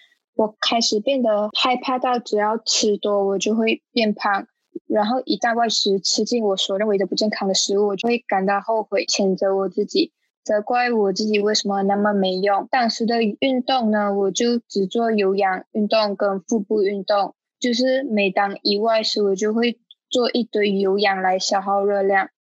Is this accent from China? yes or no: no; Malaysia; moved away as an adult; now in Taiwan; 我来自马来西亚，然后我目前在台湾的大学念书，